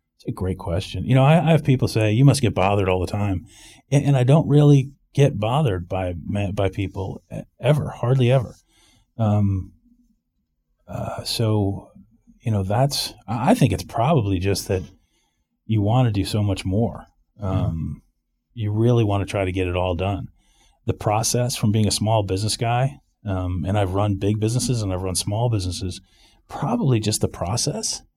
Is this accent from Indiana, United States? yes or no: no; Rye, New York, United States; moved away as an adult; also born or lived in Greenwich, Connecticut / Maryland / San Francisco; now in Winter Park, United States; I was born in Greenwich, Connecticut, grew up in Rye, New York